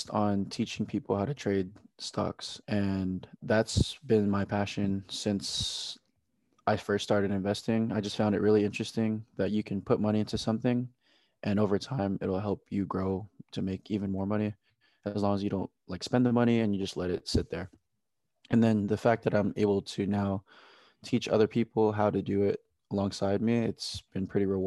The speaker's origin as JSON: {"language": "English", "town": "Oxnard", "region": "California", "country": "United States", "said": "I'm from Oxnard, California"}